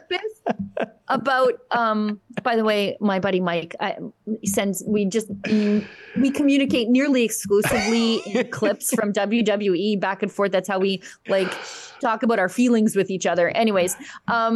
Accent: Alberta, Canada; I'm from Alberta

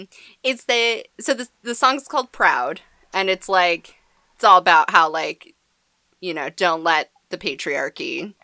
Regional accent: New England, United States; we're also from New England, where, like, the land mass in general is, like, very small.

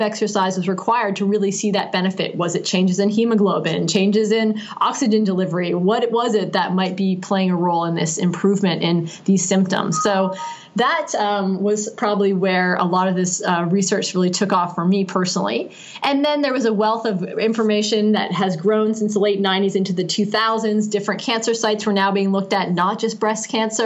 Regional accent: Canada; I'm Canadian and I grew up in Canada

